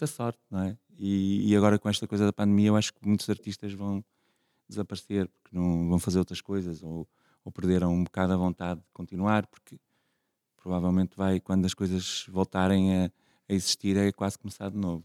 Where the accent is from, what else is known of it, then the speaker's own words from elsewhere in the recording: Vila Nova de Famalicão, Norte, Portugal; Eu nasci em Famalicão, que era assim uma terriola aqui perto